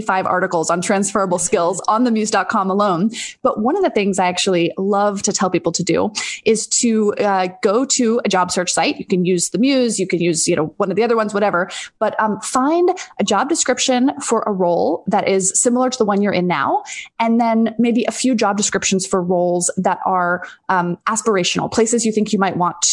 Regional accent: D.C., District of Columbia, United States; also born or lived in Dallas, Texas; I was born in Dallas, Texas, but mostly grew up outside of Washington, D.C.

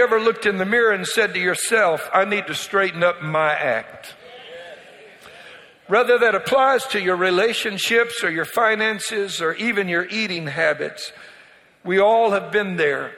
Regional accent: Louisiana, United States; I'm from Louisiana. And so one of the things that Cajuns like to do is they like to tell Boudreaux jokes. That's my community

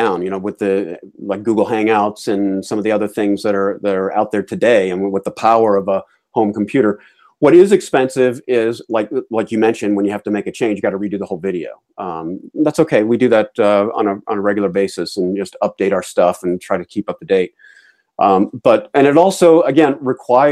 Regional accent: Atlanta, Georgia, United States; now in New England, United States; I am a crusty New Englander, even though I was raised in Atlanta

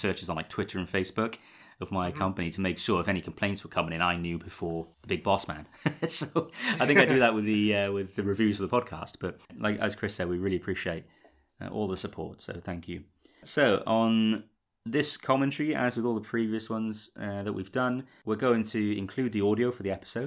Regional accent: United Kingdom; I, as a British person

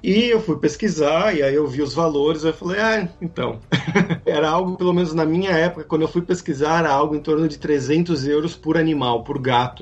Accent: Brazil; moved away; also born or lived in Poland; sou do Brasil

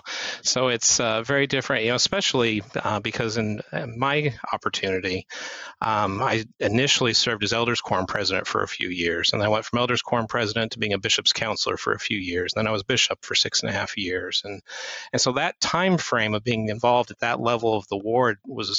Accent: Indiana, United States; also born or lived in Utah / Tennessee; So I was born in Utah, and then we moved to Tennessee when I was about 9 or 10 years old, and then lived there for a couple of years, and then moved to northern Indiana when I was 12, and grew up there

